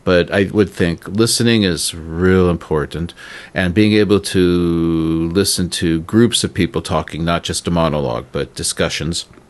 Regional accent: United States; moved away; I'm American

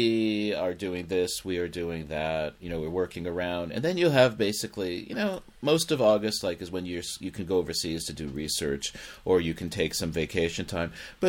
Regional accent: United States; moved away as an adult; now in Japan; as an American

